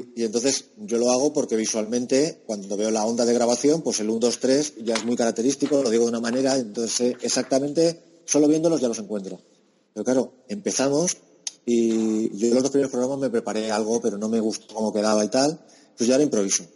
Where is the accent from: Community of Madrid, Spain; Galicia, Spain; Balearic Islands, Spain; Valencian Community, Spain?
Valencian Community, Spain; Alicante; yo que soy de Alicante, que tengo al Hércules